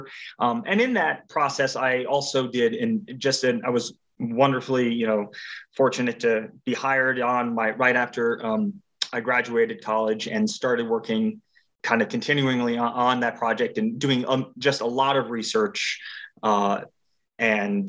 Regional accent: Anaconda, Montana, United States; I grew up in the little, well, somewhat little town of Anaconda in the western part of the state

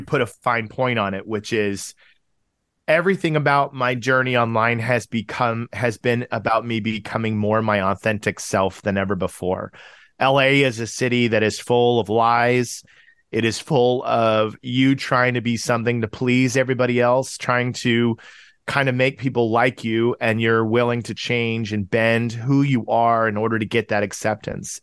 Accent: Tulsa, Oklahoma, United States; born or raised there; moved away as an adult; also born or lived in Chicago suburbs, Illinois / Urbana-Champaign, Illinois; now in Los Angeles, United States

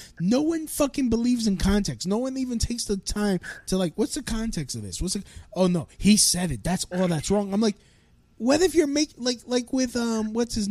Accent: United States; I'm an American

